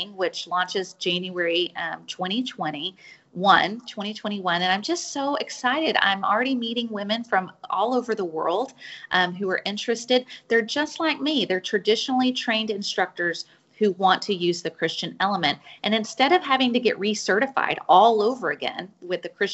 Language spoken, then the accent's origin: English; Fort Worth, Texas, United States; I am from Fort Worth, Texas. I still live in Fort Worth